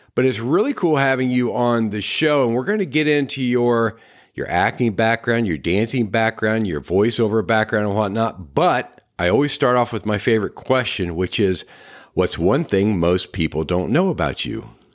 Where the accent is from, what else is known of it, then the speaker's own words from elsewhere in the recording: Midwest, United States; moved away; I came from a small town in the Midwest